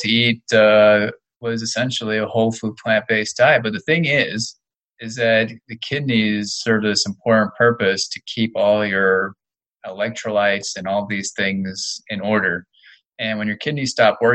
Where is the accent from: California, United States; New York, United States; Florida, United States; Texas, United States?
Florida, United States; moved away; I grew up in Florida